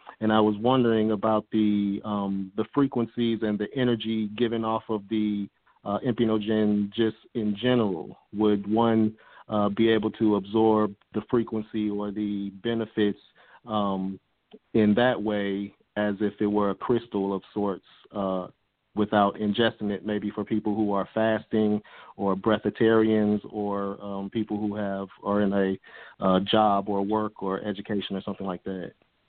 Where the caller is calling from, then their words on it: Atlanta, Georgia, United States; I'm calling in from Atlanta, Georgia.